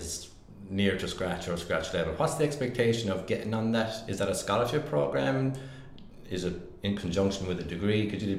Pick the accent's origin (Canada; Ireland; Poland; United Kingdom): Ireland; Clare, Munster; now in Naas, Ireland; I'm from Clare, but I'm inbred in Naas at this stage.